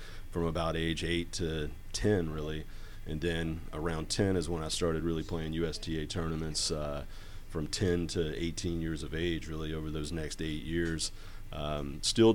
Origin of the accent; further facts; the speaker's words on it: Hickory, North Carolina, United States; moved away; I'm from Hickory, North Carolina, which is a small town in western North Carolina